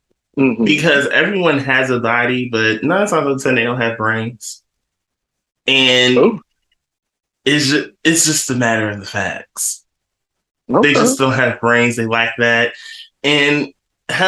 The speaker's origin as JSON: {"language": "English", "region": "North New Jersey", "country": "United States", "tie": "born or raised there", "said": "my hometown of North New Jersey"}